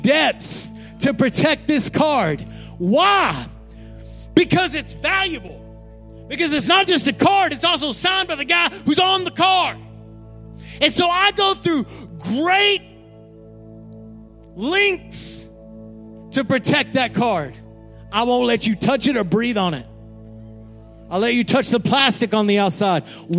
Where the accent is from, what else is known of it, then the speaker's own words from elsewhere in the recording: Odessa, Texas, United States; I grew up in Odessa, Texas